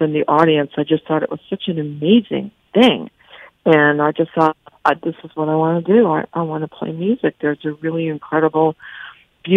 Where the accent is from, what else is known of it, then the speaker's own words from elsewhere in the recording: Woodstock, New York, United States; also born or lived in Key West, Florida; growing up in Woodstock was my Berklee School of Music